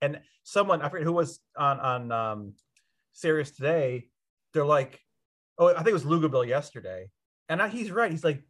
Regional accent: Ohio, United States; I grew up in Ohio.

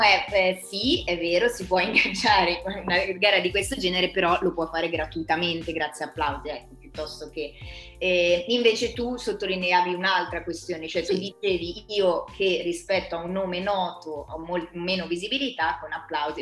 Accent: Trezzano sul Naviglio, Lombardy, Italy; io sono di Trezzano, se non Naviglio

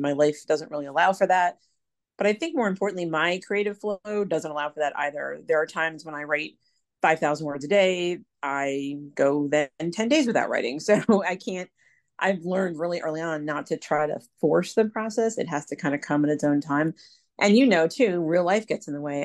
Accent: Pennsylvania, United States; moved away as an adult; now in North Carolina, United States; the coast of North Carolina, which is where I live currently, although I'm actually from Pennsylvania originally. I've been down here almost eight years

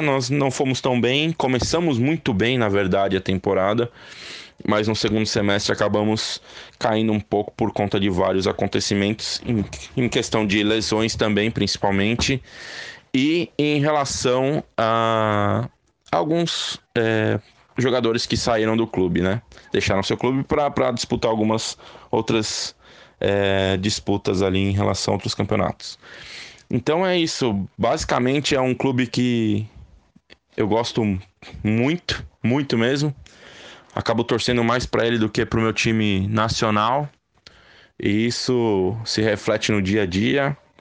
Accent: São Paulo, Brazil; eu sou de São Paulo, capital, tenho 37 anos

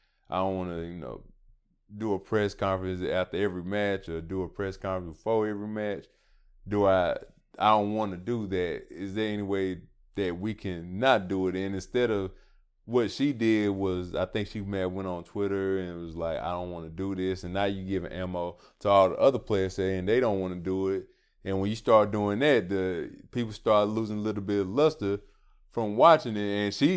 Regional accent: Atlanta, Georgia, United States; Yeah, for sure. I'm from Atlanta.

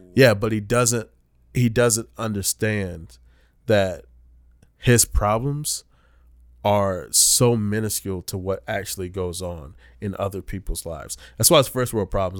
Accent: Rocky Mount, North Carolina, United States; moved away; I'm from Rocky Mountain, North Carolina

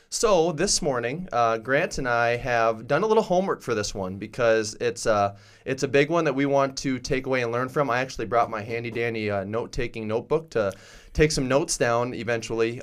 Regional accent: Langford, South Dakota, United States; I grew up in Langford, South Dakota

